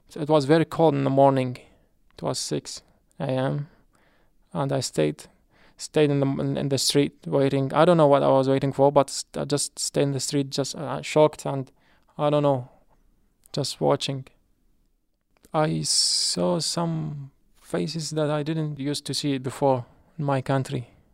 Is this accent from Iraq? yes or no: yes; Iraq; English is a second language; moved away as an adult; now in Hartford, United States; I'm from Iraq.